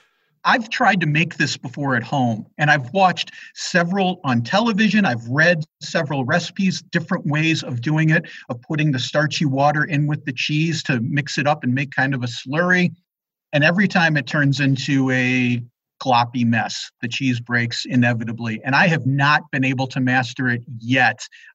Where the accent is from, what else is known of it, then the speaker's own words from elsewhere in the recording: Chicago, Illinois, United States; moved away; also born or lived in East Coast; when I was growing up in Chicagoland.